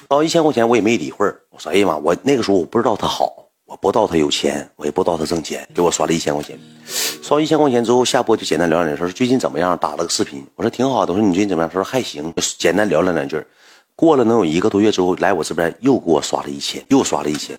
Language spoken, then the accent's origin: Chinese; Heilongjiang, China; 我不是本地的，我说我黑龙江过来的